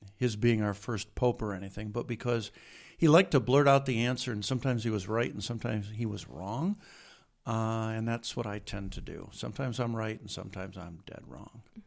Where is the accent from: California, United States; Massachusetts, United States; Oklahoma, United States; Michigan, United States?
Michigan, United States; Washington; also born or lived in Jackson, Michigan / Saint Paul, Minnesota; I grew up in a little town of Washington, Michigan, which is in northern Macomb County, about twenty-five, thirty miles north of Detroit